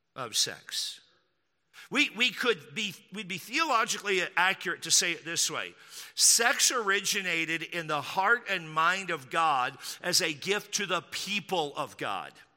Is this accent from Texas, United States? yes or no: yes; Texas, United States; I grew up in Texas